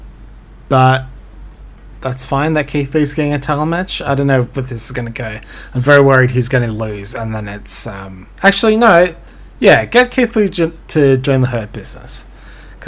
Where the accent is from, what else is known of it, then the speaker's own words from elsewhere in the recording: Ireland; I'm Irish